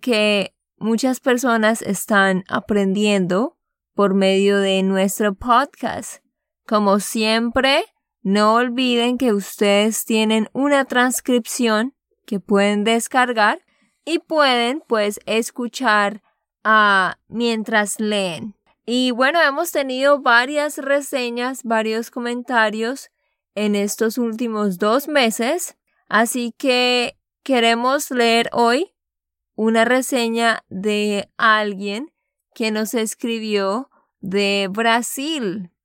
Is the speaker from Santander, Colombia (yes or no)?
yes; Santander, Colombia; de Santander, Colombia.